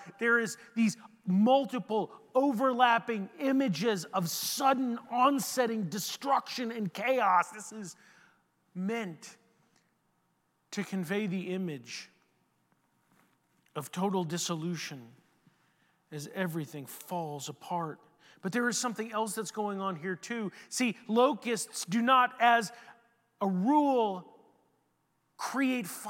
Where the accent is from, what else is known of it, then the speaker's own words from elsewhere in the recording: Houston, Texas, United States; now in San Antonio, United States; I grew up in Houston, where we know what cockroaches look like.